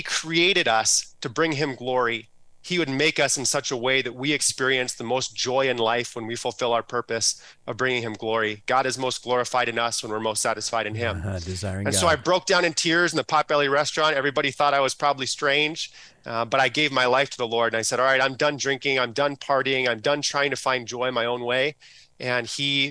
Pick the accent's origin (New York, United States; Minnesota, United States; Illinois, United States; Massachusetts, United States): Minnesota, United States; Plymouth; I grew up in Plymouth, Minnesota